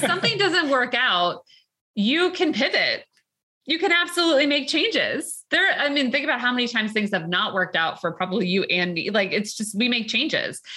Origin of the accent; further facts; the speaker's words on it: New York, United States; we're from New York, even Long Island.